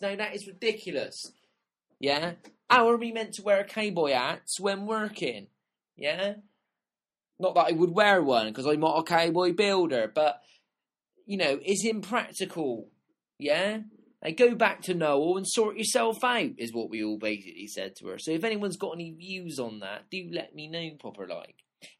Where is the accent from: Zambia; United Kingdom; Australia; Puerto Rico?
United Kingdom; Bristol, South West England; I was born in Southmead, and I lived there for 10 years of my life.